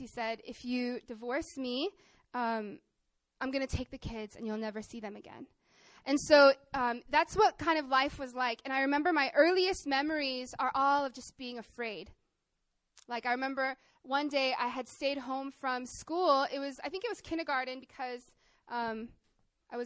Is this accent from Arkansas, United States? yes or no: yes; Arkansas, United States; I grew up in Arkansas, in the countryside, to my Korean mom and my American dad